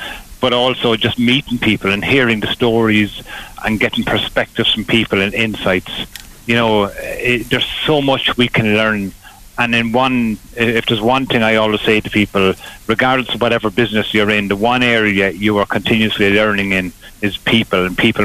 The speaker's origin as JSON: {"language": "English", "town": "Graiguenamanagh", "region": "Leinster", "country": "Ireland", "tie": "born or raised there", "also_born_or_lived": "Kilkenny", "said": "I grew up on a farm just outside Greig na Mana in Carlow on the Enniscleth Road"}